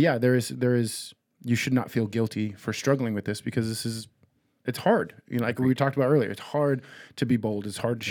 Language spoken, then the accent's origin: English; United States; we as American Christians